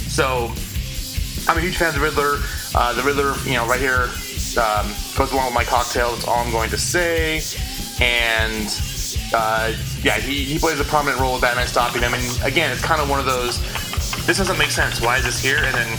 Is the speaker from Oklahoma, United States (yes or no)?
no; Temecula, California, United States; You have to get Wilson Creek almond champagne because that's from my hometown